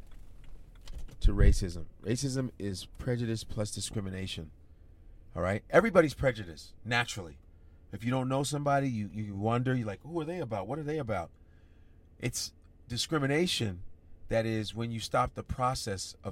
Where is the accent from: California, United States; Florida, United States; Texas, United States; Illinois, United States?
Illinois, United States; Chicago; also born or lived in Nebraska; I grew up in Chicago